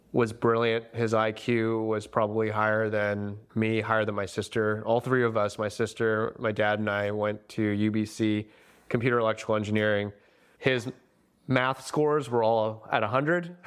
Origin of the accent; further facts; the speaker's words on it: Delta, British Columbia, Canada; I grew up in North Delta in a, just a more white neighborhood